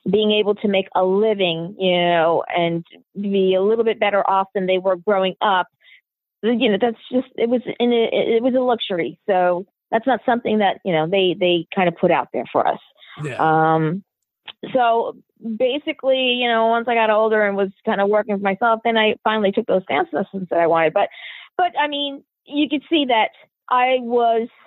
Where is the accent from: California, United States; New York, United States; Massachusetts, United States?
New York, United States; Queens; also born or lived in Long Island / New Jersey / Puerto Rico; so I was born in New York, New York.